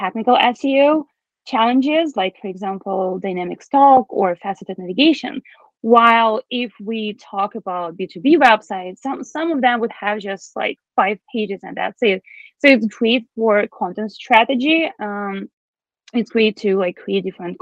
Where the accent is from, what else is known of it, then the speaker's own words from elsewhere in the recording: Belarus; English is a second language; now in Toronto, Canada; I'm originally from Belarus